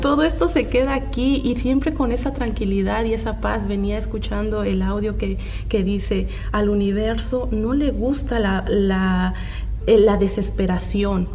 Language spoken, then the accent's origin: Spanish; Mexico; moved away; regresé a mis inicios y pude ver la pobreza y escasez que hay en mi país